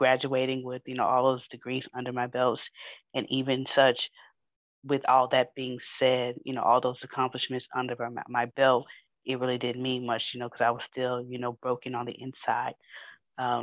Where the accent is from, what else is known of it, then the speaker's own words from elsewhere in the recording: Houston, Texas, United States; I'm from Fifth Ward in Houston